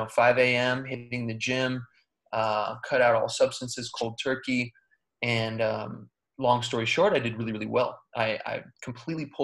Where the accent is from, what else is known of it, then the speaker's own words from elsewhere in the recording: United States; I was born here in America, and I, as a kid, always had so much energy